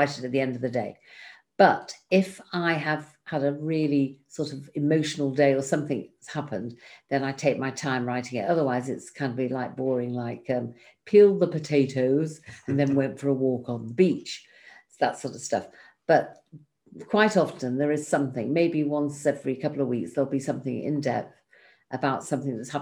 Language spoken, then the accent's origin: English; England, United Kingdom; now in Israel; I live here in Israel, but I'm originally from England